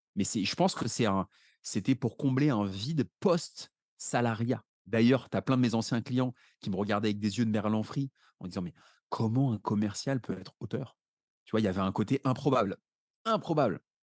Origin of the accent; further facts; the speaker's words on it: Paris, Île-de-France, France; j'habite à Paris, je suis né à Paris